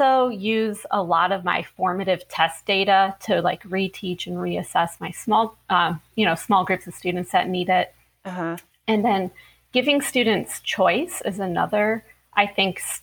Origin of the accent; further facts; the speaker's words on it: Ohio, United States; moved away as an adult; also born or lived in Florida; I'm originally from Ohio, but I moved to Florida to begin my teaching career.